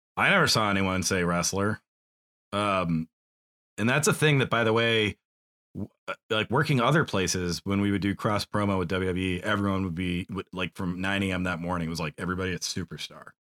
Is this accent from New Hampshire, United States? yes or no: yes; New Hampshire, United States; white boy growing up in New Hampshire